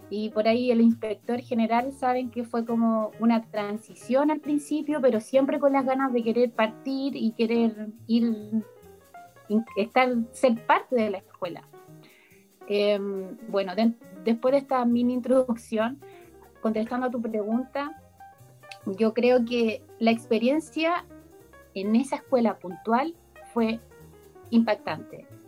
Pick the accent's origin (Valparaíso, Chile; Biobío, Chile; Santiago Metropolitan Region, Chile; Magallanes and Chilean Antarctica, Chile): Santiago Metropolitan Region, Chile; Santiago; now in Concepción, Chile; Mira, yo de partida, mi historia, vengo de Santiago, eh, llegué en 2012 y me quedé en, Concepción